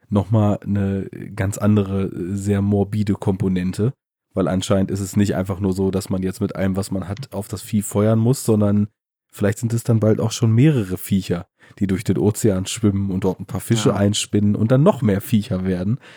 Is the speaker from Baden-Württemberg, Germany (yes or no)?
no; Bavaria, Germany; Bei uns in Bayern.